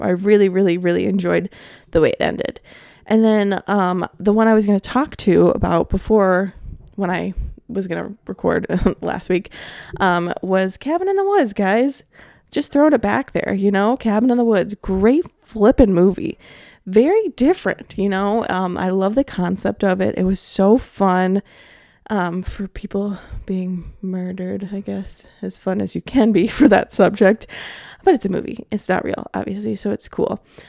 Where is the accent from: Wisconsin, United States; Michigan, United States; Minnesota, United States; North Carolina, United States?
Wisconsin, United States; Milwaukee; my hometown of Milwaukee